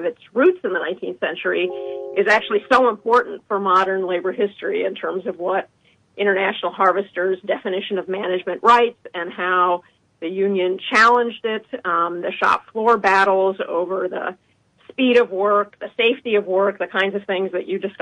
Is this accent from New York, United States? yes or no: no; Chicago, Illinois, United States; I'm a Chicagoan